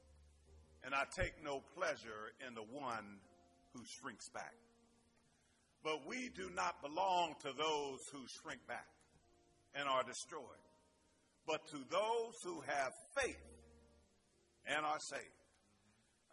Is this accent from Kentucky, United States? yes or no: no; Pittsburgh, Pennsylvania, United States; accent: Pittsburgh; my little Pittsburgh accent